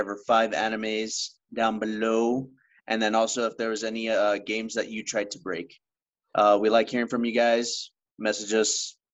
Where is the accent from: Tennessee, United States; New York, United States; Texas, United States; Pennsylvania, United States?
Texas, United States; I'm a Texan